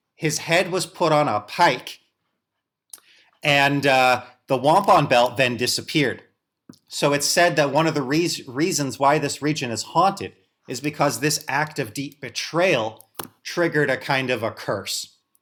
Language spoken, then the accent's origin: English; St. Louis, Missouri, United States; which is where I'm from, as I'm from St. Louis